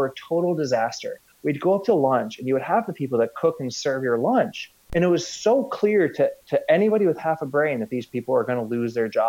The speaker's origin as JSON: {"language": "English", "country": "United States", "tie": "born or raised there", "also_born_or_lived": "Scandinavia", "said": "I grew up in the United States, of course."}